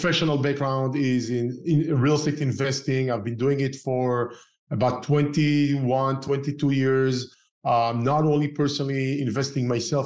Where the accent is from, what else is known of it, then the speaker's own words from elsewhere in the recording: Israel; moved away as an adult; also born or lived in Tel Aviv, Israel / Northern California, United States; now in Southern California, United States; I used to live in Israel, right? And I started investing while I grew up in Israel. While I used to live in Tel Aviv as a young engineer